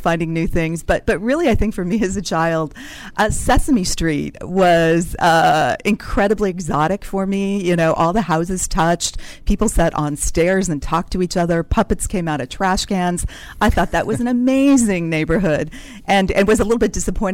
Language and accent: English; Wheat Ridge, Colorado, United States; I grew up in Wheat Ridge, Colorado, which is a suburb of Denver